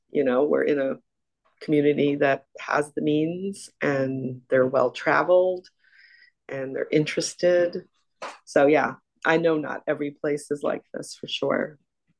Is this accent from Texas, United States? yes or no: no; Ithaca, New York, United States; also born or lived in Boston; now in Fairfield, United States; I grew up in upstate New York. So I grew up in Ithaca, not far from, about an hour from Syracuse.